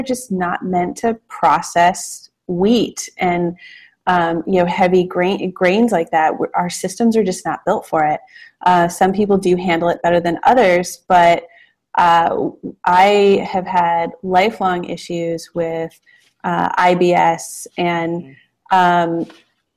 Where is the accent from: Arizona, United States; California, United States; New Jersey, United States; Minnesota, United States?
California, United States; Los Angeles; now in Portland, United States; we live in Portland, Oregon now. I'm from California originally, from Los Angeles. Have always grown up around food